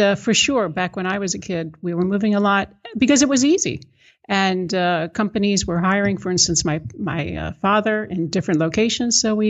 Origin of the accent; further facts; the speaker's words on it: United States; now in Netherlands; But I am American and living here, so I'm now a Dutch citizen as well.